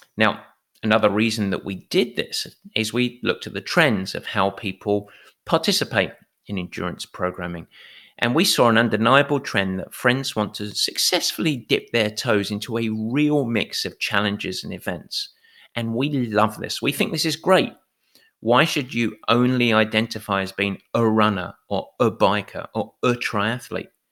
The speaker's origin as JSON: {"language": "English", "region": "England", "country": "United Kingdom", "said": "I'm English."}